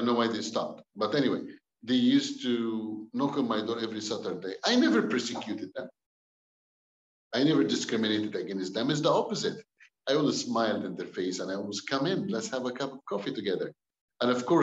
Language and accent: English; Cairo, Cairo Governorate, Egypt; English is a second language; moved away as an adult; also born or lived in Alexandria, Egypt; now in Canada; I was born in Egypt, Cairo. I was born from a Muslim family back home in Egypt.